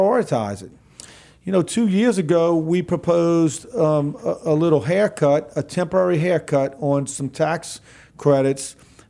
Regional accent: New Orleans, Louisiana, United States; I come from the New Orleans region. Mm-hmm. I was born and raised there, but I live on the North Shore.

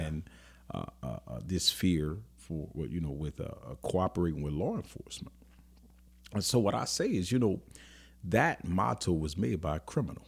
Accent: New Orleans, Louisiana, United States; I grew up in New Orleans

